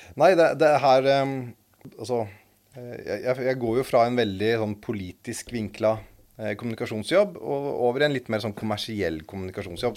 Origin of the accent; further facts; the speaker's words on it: Eastern Norway, Norway; oss østlendinger